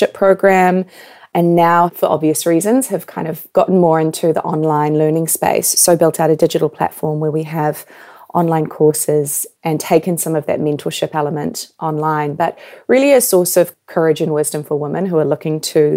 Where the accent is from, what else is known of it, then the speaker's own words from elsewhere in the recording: New Zealand; moved away as an adult; also born or lived in Canada / New York; I was born and raised in New Zealand